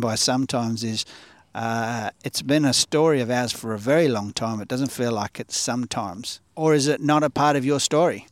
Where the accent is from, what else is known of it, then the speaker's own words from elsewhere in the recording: Australia; growing up in Australia where we grew up